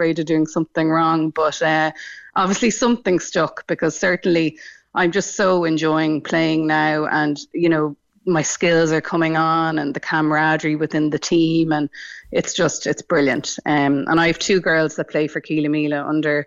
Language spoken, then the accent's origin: English; Dublin, Leinster, Ireland; moved away as an adult; also born or lived in Newcastle, County Dublin / Cork; now in County Cork, Ireland; Growing up in Dublin, where I grew up in Rathgar, there was no local GAA club